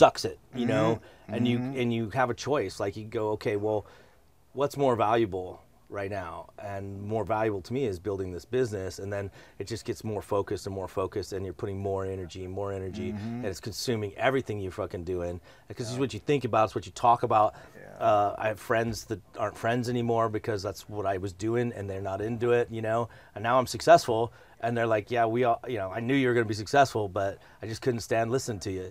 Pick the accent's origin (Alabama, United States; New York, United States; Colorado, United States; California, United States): Colorado, United States; moved away as an adult; also born or lived in San Diego; I grew up in Colorado.